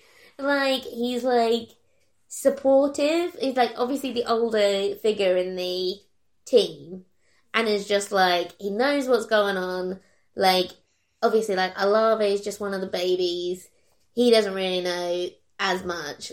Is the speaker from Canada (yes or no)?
no; Kent, South East England, United Kingdom; moved away; originally we're from Kent